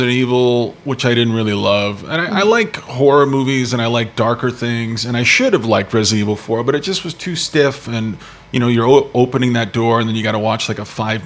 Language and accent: English; United States; now in Canada; me as an American